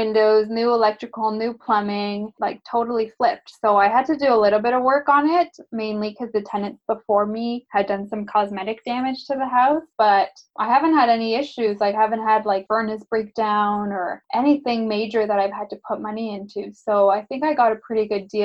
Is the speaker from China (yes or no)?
no; Burlington, Ontario, Canada; now in Hamilton, Canada; I grew up in Burlington and then moved to Hamilton